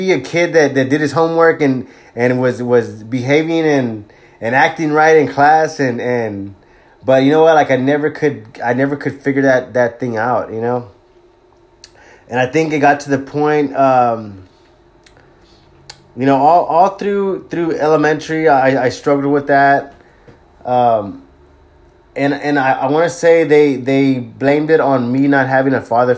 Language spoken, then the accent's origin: English; Corpus Christi, Texas, United States; also born or lived in Bay City, Texas; at a young age we relocated to Corpus Christi, Texas